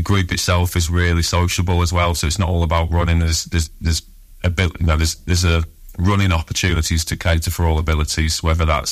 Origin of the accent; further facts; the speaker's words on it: Darwen, North West England, United Kingdom; I'm from Darwood, so I'm a local person